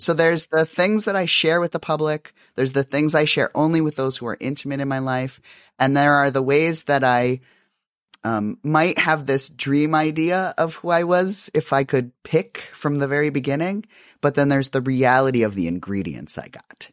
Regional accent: South Dakota, United States; I grew up in South Dakota

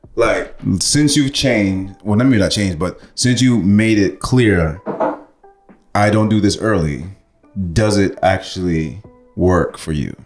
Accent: Canada; also born or lived in Jamaica; I am Canadian

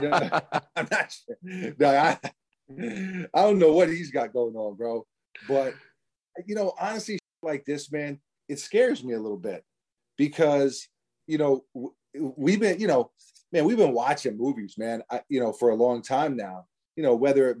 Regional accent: New York City, New York, United States; we're from New York City

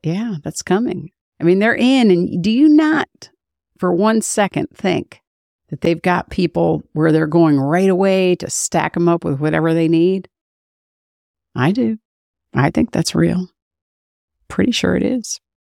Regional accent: United States; I'm an American

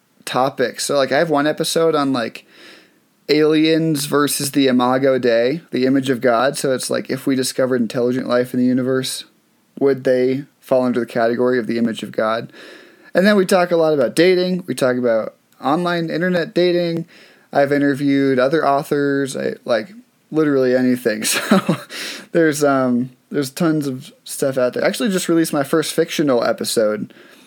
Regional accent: Massachusetts, United States; Okay. Do you know I grew up in Massachusetts?

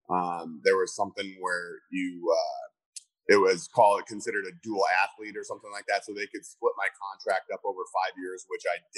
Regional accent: Cedar Rapids, Iowa, United States; growing up in Iowa

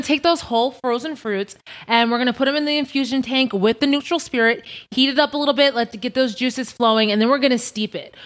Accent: Long Island, New York, United States; moved away as an adult; now in Las Vegas, United States; I'm originally from Long Island, New York. Strong Island.

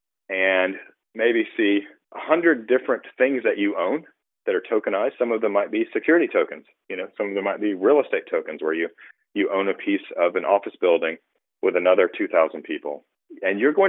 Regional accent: United States; I'm an American. I grew up here. I lived here most of the time

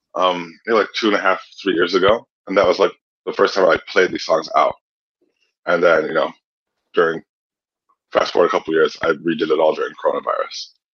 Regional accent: Kalamazoo, Michigan, United States; also born or lived in Boston; now in Chicago, United States; I'm from Kalamazoo

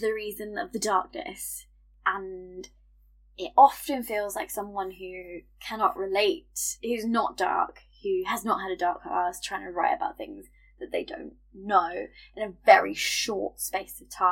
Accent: United Kingdom; we're British and the cues are a part of our culture

